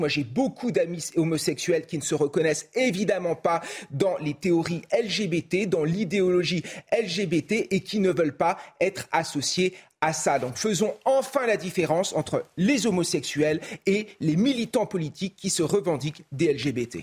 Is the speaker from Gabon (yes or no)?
no; France; en tant que Français